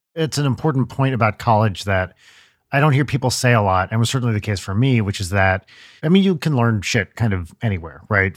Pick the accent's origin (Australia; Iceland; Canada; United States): United States; New Jersey; I grew up in Jersey